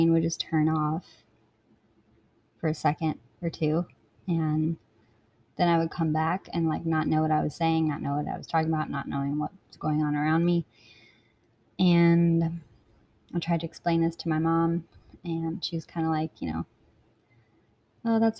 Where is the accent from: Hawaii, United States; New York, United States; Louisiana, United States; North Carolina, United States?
North Carolina, United States; Blowing Rock; So I was born in Blowing Rock, North Carolina, which is a little town in the mountains, the Appalachian Mountains